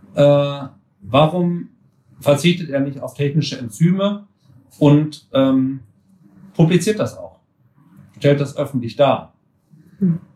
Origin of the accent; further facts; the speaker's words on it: Gütersloh, North Rhine-Westphalia, Germany; moved away as an adult; now in Marburg, Germany; ich komme aus Gütersloh, aus Ach. Westfalen